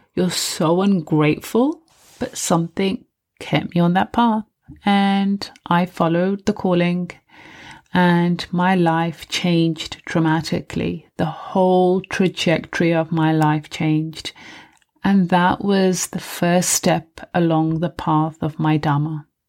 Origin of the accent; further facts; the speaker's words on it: United Kingdom; I was living in the U K, I was born in the U K